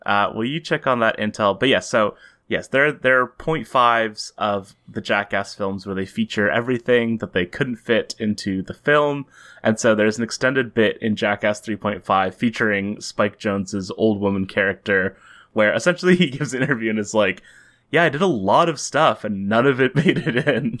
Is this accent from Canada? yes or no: yes; Canada; as Canadians